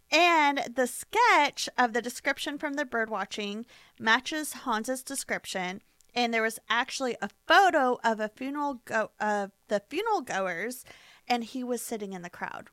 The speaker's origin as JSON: {"language": "English", "country": "United States", "said": "We're American"}